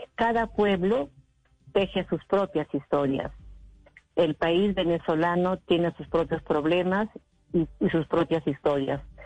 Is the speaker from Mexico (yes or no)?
no; Peru; mi país